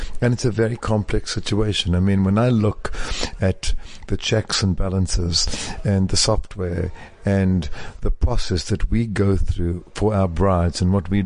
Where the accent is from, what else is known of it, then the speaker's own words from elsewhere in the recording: South Africa; moved away as an adult; now in New York, United States; I left South Africa with $400, one very well cut suit